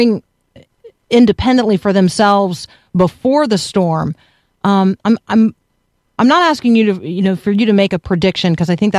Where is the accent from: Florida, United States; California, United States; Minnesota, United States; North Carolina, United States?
Florida, United States; Tampa; moved away; I grew up in Tampa